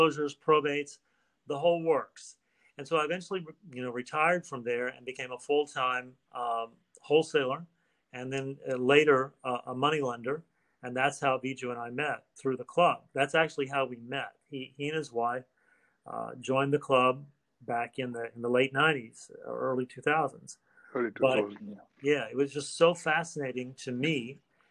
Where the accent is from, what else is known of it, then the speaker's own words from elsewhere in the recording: Oklahoma City, Oklahoma, United States; moved away as an adult; now in Miami, United States; I'm originally from Oklahoma.